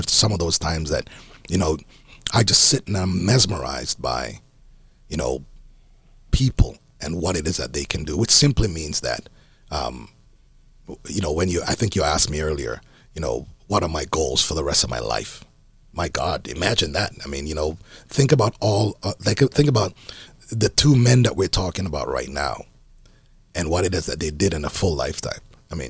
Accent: Jamaica; No, I'm Jamaican, man.

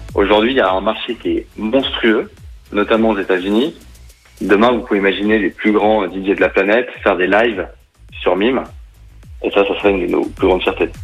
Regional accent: Saint-Étienne, Auvergne-Rhône-Alpes, France; En tant que Stéphanois

